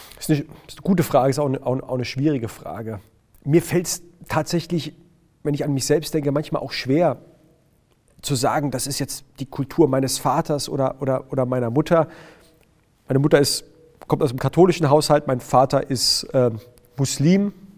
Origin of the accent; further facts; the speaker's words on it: Heidelberg, Baden-Württemberg, Germany; ich bin in Baden-Württemberg geboren, ich bin gebürtiger Heidelberger, ich komme aus, aus, aus Baden-Württemberg, ich kann auch Dialekt schwätzen